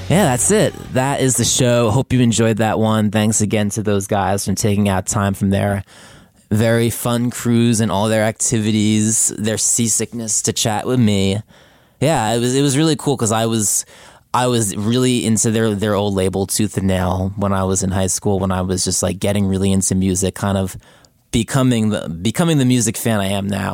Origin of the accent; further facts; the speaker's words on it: New Jersey, United States; moved away as an adult; now in Brooklyn, United States; I live in Brooklyn. I grew up in New Jersey